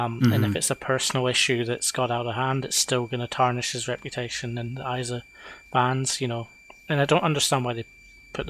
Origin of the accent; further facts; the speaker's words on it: Scotland, United Kingdom; we're Scottish and we're similar ages to people like Scott